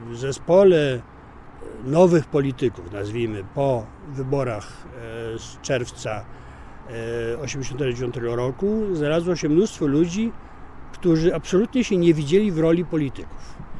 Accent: Poland; jestem z Polski

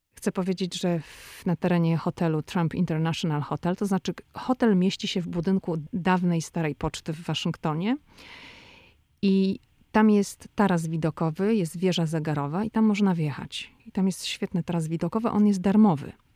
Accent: Poland; now in Washington, United States; jestem z Polski

